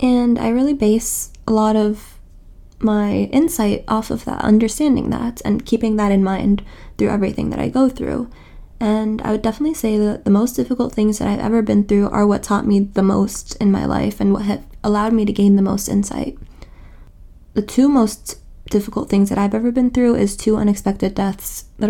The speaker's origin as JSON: {"language": "English", "town": "New York City", "region": "New York", "country": "United States", "tie": "born or raised there", "said": "I'm from New York City. I was born and raised here, and my parents are Egyptian."}